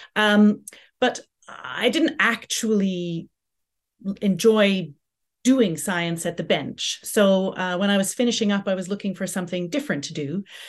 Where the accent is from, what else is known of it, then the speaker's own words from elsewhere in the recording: Canada; also born or lived in Southampton; now in United Kingdom; growing up in Canada